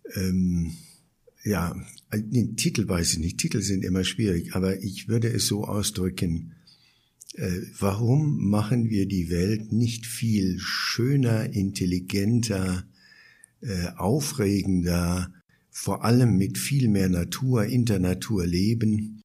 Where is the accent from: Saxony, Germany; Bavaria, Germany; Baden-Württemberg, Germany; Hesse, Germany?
Bavaria, Germany; also born or lived in Berlin; now in Chiang Mai, Thailand; Ich bin ja so in den Nachkriegsjahren aufgewachsen